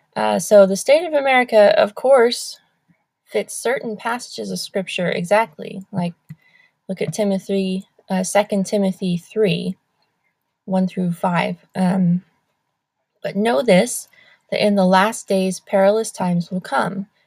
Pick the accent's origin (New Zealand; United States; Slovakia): United States